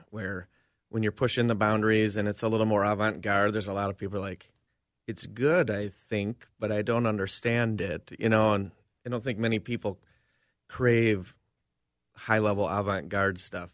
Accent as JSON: {"language": "English", "town": "Cambridge", "region": "Minnesota", "country": "United States", "tie": "born or raised there", "moved": "as an adult", "said": "I'm back in my hometown"}